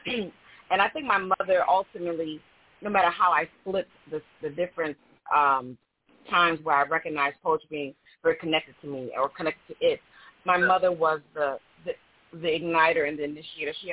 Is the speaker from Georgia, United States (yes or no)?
yes; Georgia, United States; I'm from Georgia